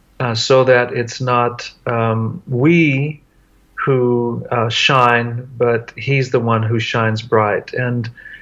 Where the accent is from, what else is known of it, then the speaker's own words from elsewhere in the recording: Tartagal, Salta, Argentina; going back to the very town that I grew up in Argentina, a little town called Tartagal. I lived there when I was 5 years old, have really good memories.